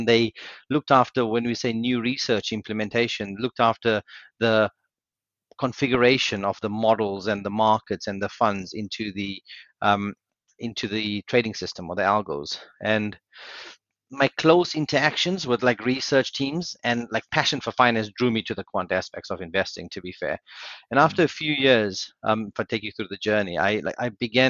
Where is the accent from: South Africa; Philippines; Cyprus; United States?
South Africa; moved away as an adult; now in United Kingdom; So I'm South African born. I did my university in South Africa. I moved to the UK in 2004.